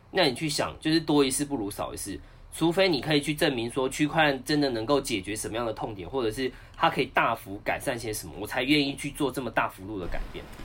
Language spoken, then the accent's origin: Chinese; Taichung, Taiwan; moved away as an adult; now in Taipei, Taiwan; 我是台中人 然后呢，当完兵就想说，想说在台中好好发展